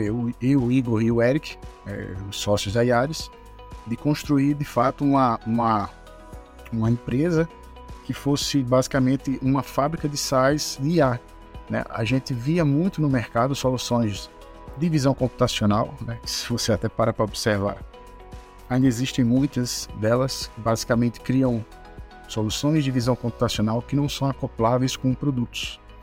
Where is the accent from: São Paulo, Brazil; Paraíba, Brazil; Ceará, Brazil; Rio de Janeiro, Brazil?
Paraíba, Brazil; João Pessoa; also born or lived in Aveiro, Portugal; Sou natural de João Pessoa